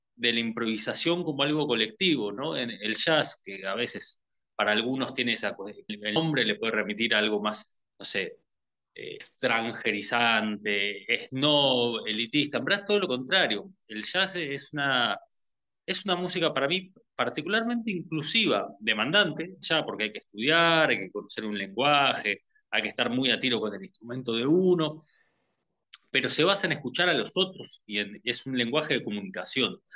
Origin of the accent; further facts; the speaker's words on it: Buenos Aires, Argentina; moved away as an adult; now in Mercedes, Uruguay; yo soy de Buenos Aires, vivo en Mercedes hace cinco años ya